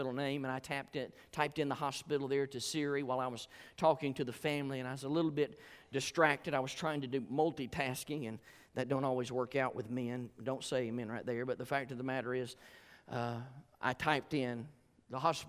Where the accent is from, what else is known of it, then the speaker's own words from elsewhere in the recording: Georgia, United States; I'm from Georgia